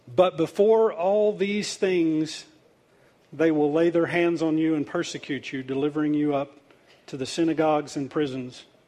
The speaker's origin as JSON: {"language": "English", "country": "United States", "said": "I'm Native American"}